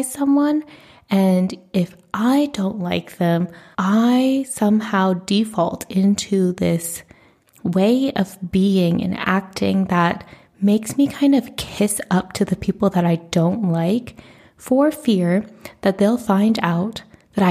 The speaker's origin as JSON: {"language": "English", "country": "United States", "said": "I am a first generation Asian American in the United States"}